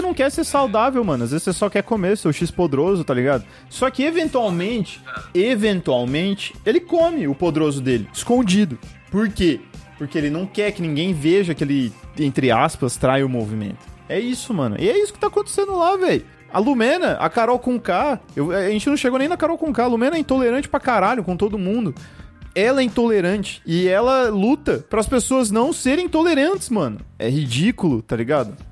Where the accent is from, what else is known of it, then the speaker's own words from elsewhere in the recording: Birigui, São Paulo, Brazil; eu cresci em Birigui